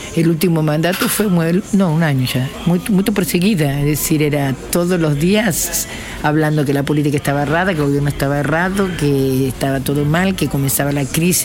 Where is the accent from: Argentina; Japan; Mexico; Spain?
Argentina; moved away as an adult; now in Rio de Janeiro, Brazil; Vivo hace 31 años en Santa Teresa. Vine directo de Argentina para aquí. Sí, soy casi más brasilera que argentina